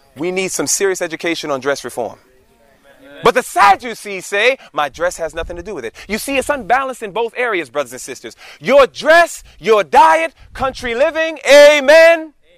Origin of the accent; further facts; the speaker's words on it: New York City, New York, United States; moved away as an adult; We were born and raised in New York City, the concrete jungle of New York